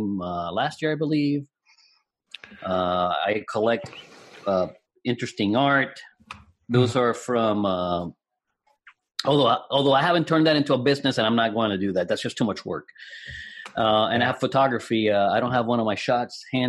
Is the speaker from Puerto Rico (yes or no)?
yes; Puerto Rico; English is a second language; moved away; my hometown in Puerto Rico